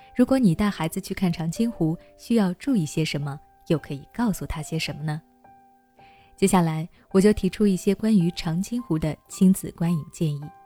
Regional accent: China; 我们每个中国人

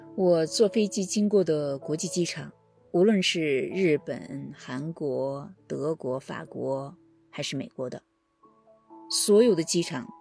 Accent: Gansu, China; moved away as an adult; now in Washington, D.C., United States; 我的老家呢，是一个很小的位于秦岭西端的一个小城

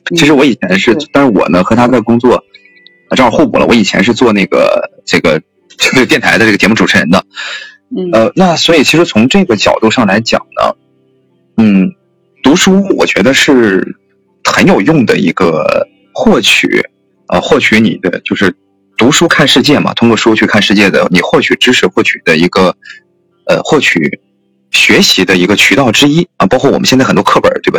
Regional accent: northern China, China; 我是一个地地道道的这个北方人

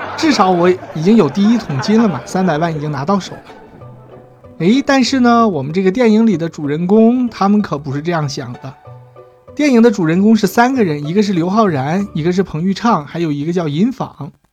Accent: China; 我们国家

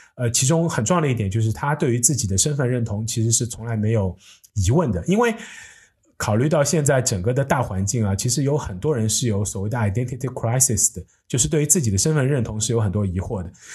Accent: China; 我一个土生土长的中国人

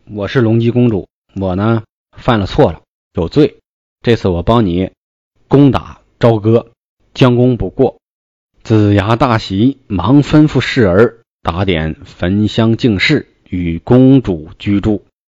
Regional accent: Hebei, China; 作为一个河北人呢，我从小就非常喜欢武侠故事，特别崇拜金庸

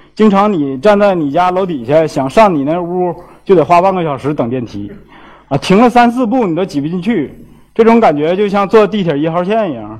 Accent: China; also born or lived in Xiamen; 我们中国人

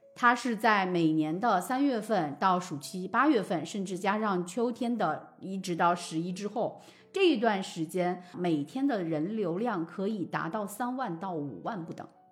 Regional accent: Jiangxi, China; 我本身不是四川人，我嗯是江西人

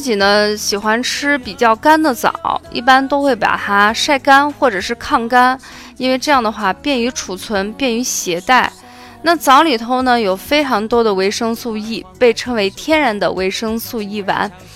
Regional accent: Shaanxi, China; 作为陕西人

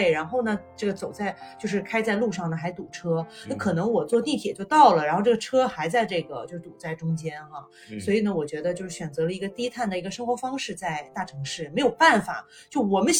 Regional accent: Guangzhou, Guangdong, China; moved away as an adult; also born or lived in Dalian; now in New Zealand; 在国内的话呢，我是在广州长大的。那我的家乡的话呢，是在大连。我觉得大连和广州呢，都算是大城市。

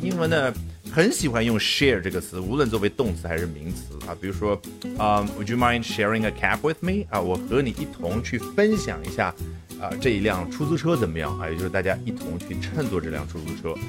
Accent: China; 尽管面临的是一个美国人，那什么意思？你美国人言下之意就应该比我们中国人更厉害吗？

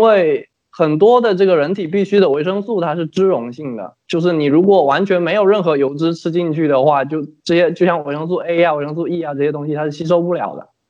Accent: Fujian, China; 我们福建那边早，就是闽南这边早晨喜欢吃粥嘛，白粥

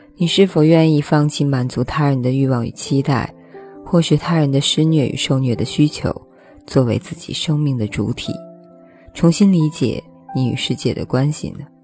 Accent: China; 这反映了我们中国人从原来到现在的情感生活面貌

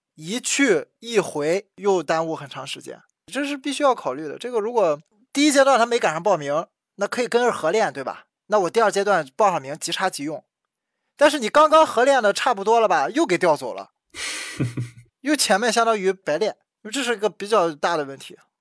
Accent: China; 我们中国的球迷

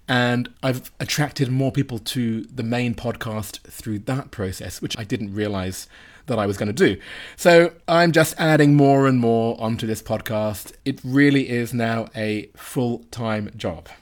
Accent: United Kingdom; me as a Brit

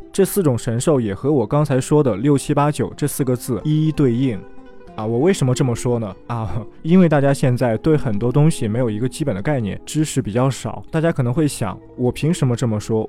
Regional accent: China; 我们中国人

